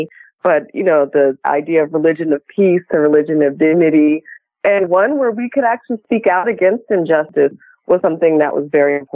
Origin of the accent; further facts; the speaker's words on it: United States; I'm African American. We've been in the United States since, you know, for generations, since slavery. I'm a convert, so I embrace my faith. And I'm both very proudly American.